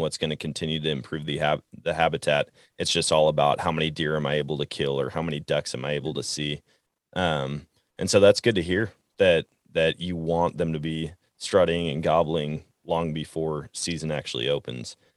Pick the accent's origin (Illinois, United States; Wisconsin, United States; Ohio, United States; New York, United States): Wisconsin, United States; now in Missouri, United States; I grew up in Wisconsin hunting whitetail deer